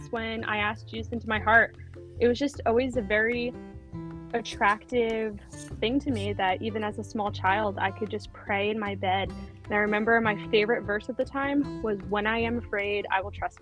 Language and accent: English; Franklin Lakes, New Jersey, United States; now in Boston area, United States; I grew up in New Jersey in Franklin Lakes, and now I live outside of Boston near Cape Cod